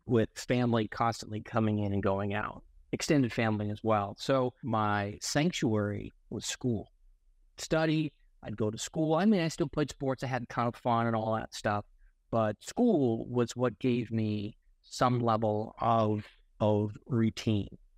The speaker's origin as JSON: {"language": "English", "town": "Boston", "region": "Massachusetts", "country": "United States", "tie": "born or raised there", "moved": "as an adult", "lives_now": "California, United States", "said": "Born and raised in Boston, I went to Cornell University."}